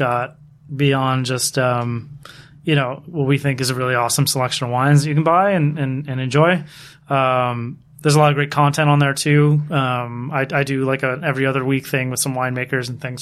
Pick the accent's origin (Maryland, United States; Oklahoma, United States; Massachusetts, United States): Maryland, United States; Dundalk; I've never forgotten where I'm from. Was born in Dundalk, Maryland